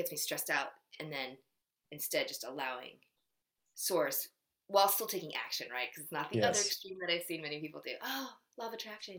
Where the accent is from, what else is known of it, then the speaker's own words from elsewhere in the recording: United States; In Korea, I'm Korean 100% with like a teeny bit of Japanese, but they know I'm American